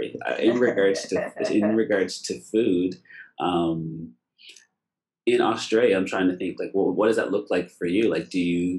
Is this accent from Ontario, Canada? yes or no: no; Nova Scotia, Canada; I'm from Nova Scotia